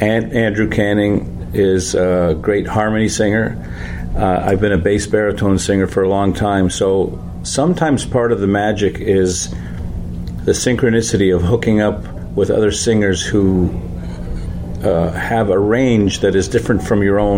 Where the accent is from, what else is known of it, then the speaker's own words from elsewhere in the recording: Canada; we're from Canada